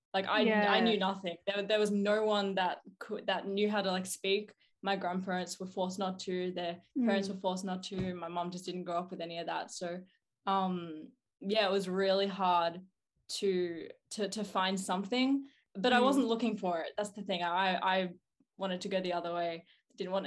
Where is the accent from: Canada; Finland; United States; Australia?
Australia; Melbourne, Victoria; I'm 18 years of age now. And I'm from Southeast Melbourne.